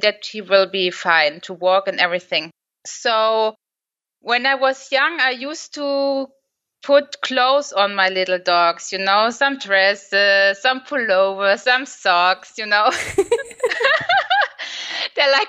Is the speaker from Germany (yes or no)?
yes; Germany; I'm from Germany